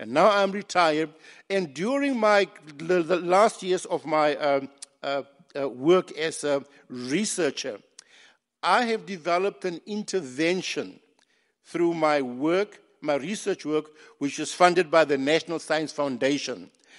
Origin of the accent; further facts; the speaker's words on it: Botswana; also born or lived in Namibia / South Africa; And I grew up in Botswana. I was a child of exile, born in the shadow of this great genocide, which we mourn to this day. What happened then is that in my early years, I then went back to my country, Namibia, where I did my early education.